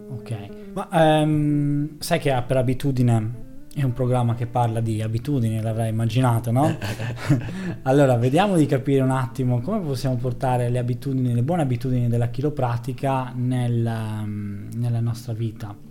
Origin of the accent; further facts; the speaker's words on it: Sardinia, Italy; da sardo